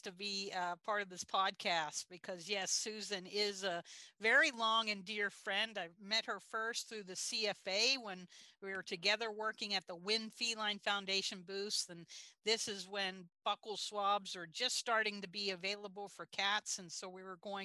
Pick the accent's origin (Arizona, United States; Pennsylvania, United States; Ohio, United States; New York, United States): Pennsylvania, United States; Pittsburgh; moved away; I am from Pittsburgh, Pennsylvania, about an hour south of Uniontown.